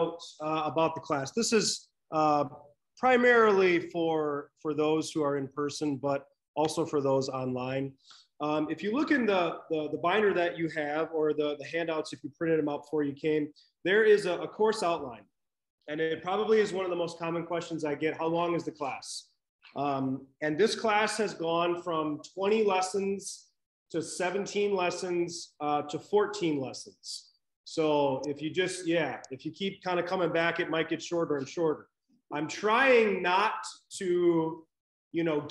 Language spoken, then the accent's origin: English; Lansing, Michigan, United States; moved away; I was raised in Michigan, not born there, but I claim it because I don't like to admit where I was born. So Michigan is home. Lansing, right in the middle of the state